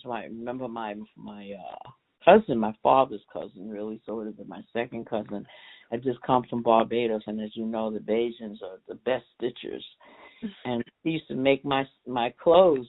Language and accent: English; New York City, New York, United States; also born or lived in Queens, New York; I was born and raised in East Harlem, 108th Street in the projects